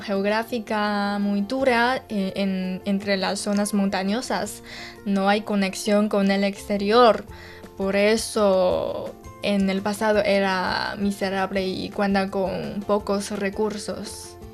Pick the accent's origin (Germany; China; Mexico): China